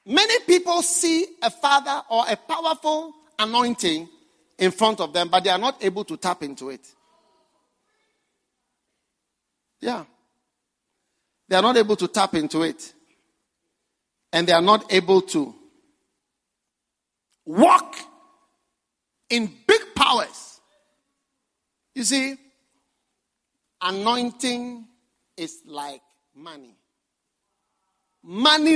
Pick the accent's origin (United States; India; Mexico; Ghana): Ghana; I came from far from Ghana